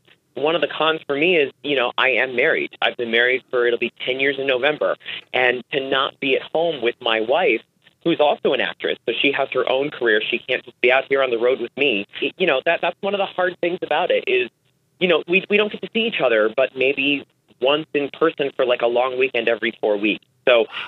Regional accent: Arizona, United States; moved away as an adult; also born or lived in Tokyo, Japan; now in New York, United States; I grew up in Arizona

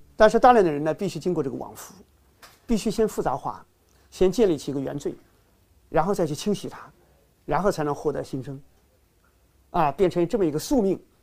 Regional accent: China; 从我们中国人来说

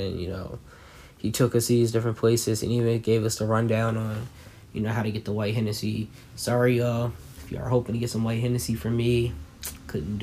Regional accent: New Jersey, United States; I'm from Jersey

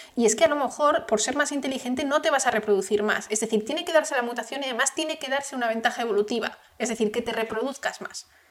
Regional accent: Spain; yo soy española

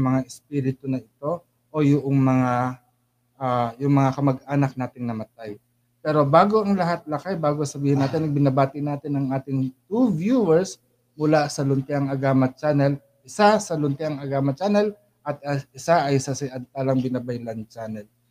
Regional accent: Philippines; also born or lived in Saudi Arabia; especially bilang Pilipino

